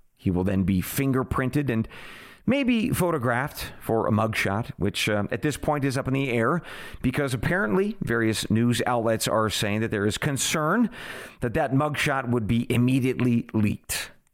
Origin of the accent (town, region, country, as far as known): United States